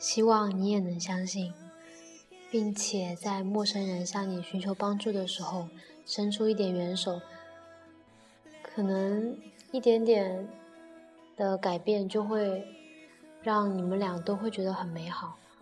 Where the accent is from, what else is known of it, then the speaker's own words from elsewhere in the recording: Nanchang, Jiangxi, China; 他又问我是哪里的人，然后我说我是南昌的